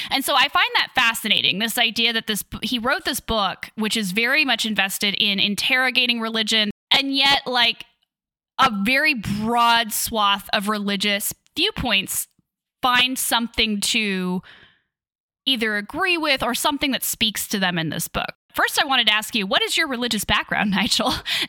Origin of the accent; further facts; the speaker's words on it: Midwest, United States; moved away; I was raised by fundamentalist evangelical Christians in the Midwest.